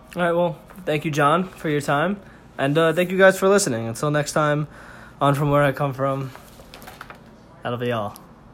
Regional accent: New York City, New York, United States; Manhattan, New York City, New York, New York

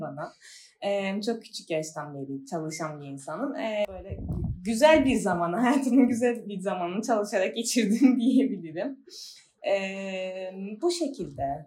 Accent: Famagusta, Cyprus; moved away as an adult; now in Çayırova, Cyprus; Mansu'da doğdum, büyüdüm.

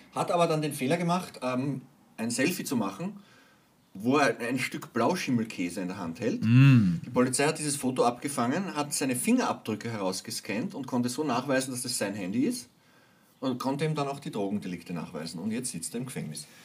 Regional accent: Hinterbrühl, Lower Austria, Austria; Ich bin nämlich aufgewachsen in der Hinterbrühl

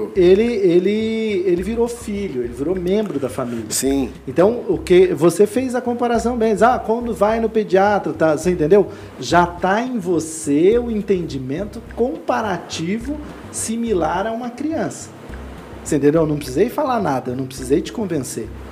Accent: Lages, Santa Catarina, Brazil; Eu sou do interior de Santa Catarina

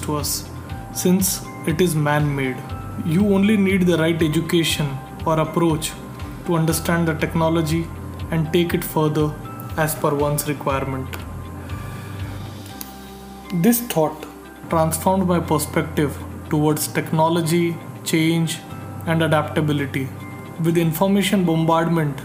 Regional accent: India; from India

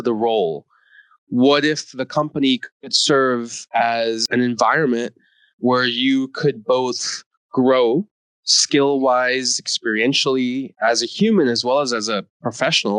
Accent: East Coast of the US, United States; also born or lived in India / New York City; I was born in India. I grew up in the US on the East Coast.

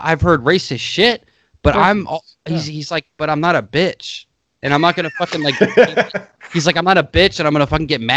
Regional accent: United States; I'm an American

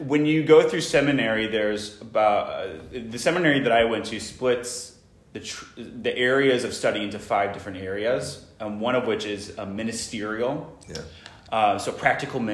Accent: St. Louis, Missouri, United States; now in Rye, United States; I'm originally from St. Louis, Missouri.

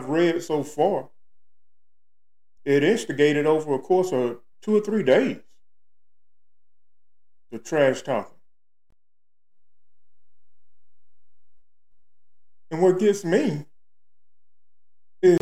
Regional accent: Starkville, Mississippi, United States; camp in Starville, my hometown, Mississippi

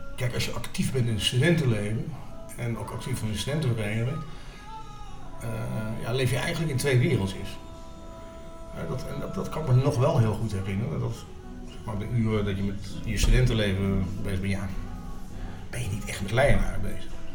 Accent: Lichtenvoorde, Gelderland, Netherlands; moved away as an adult; also born or lived in Enschede; now in Leiden, Netherlands; ik ben inderdaad opgegroeid in de Achterhoek

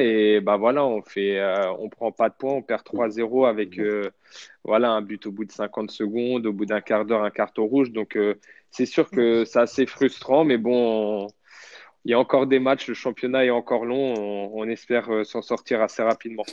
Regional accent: Châteauroux, Centre-Val de Loire, France; moved away; je suis originaire de Châteauroux, donc je me sens bien dans la ville.

